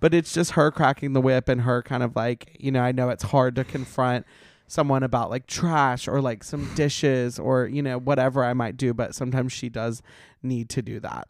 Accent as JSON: {"language": "English", "town": "Montgomery", "region": "Alabama", "country": "United States", "tie": "born or raised there", "accent": "Southern twang", "moved": "as an adult", "lives_now": "Los Angeles, United States", "said": "I'm from Montgomery"}